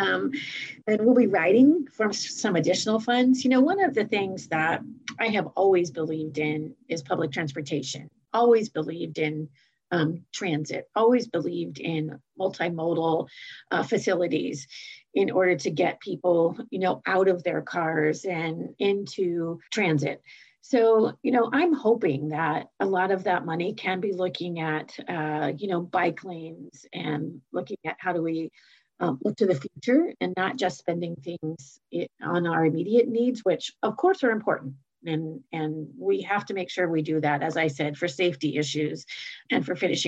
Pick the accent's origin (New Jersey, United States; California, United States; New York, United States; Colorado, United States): California, United States; Fresno County; my hometown community of Fresno County